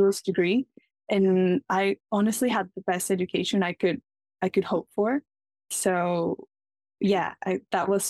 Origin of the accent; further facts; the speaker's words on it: Guayaquil, Guayas, Ecuador; I'm from Ecuador and I grew up in the coast of Ecuador in Guayaquil, which is like one of the largest cities